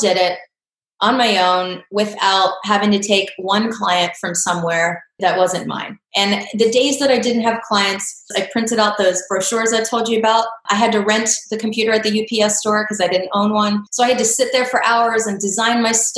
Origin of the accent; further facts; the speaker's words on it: Pennsylvania, United States; moved away as an adult; also born or lived in Florida; I grew up here in Pennsylvania